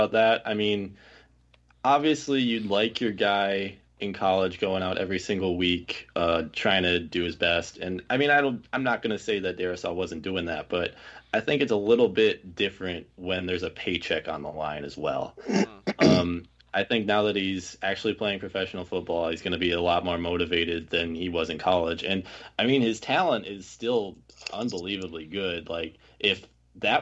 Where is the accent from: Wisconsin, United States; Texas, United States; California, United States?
Wisconsin, United States; also born or lived in New Orleans, Louisiana; I was born in Wisconsin